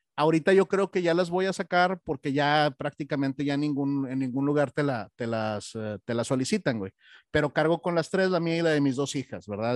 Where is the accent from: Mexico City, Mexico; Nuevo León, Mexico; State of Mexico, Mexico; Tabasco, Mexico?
Nuevo León, Mexico; Monterrey; moved away; yo soy de Monterrey